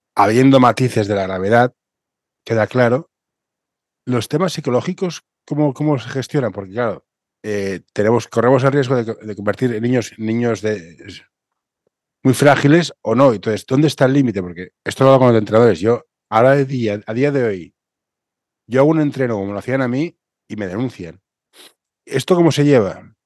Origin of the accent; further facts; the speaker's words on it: Catalonia, Spain; yo soy catalán